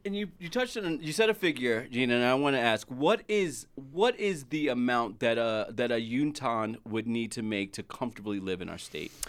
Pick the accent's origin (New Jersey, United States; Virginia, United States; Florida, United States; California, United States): New Jersey, United States; now in Utah, United States; I'm from Jersey. I'm a Jersey boy